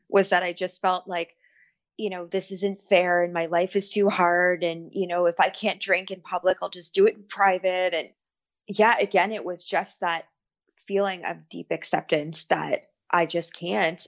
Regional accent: Ontario, Canada; I am from Ontario, Canada.

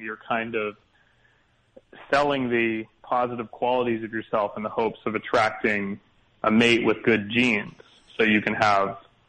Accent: Canada; So I'm from Canada. I'm a Canadian comedian

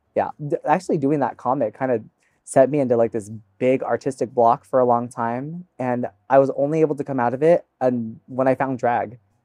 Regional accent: United States; first language English; grew up here in the States

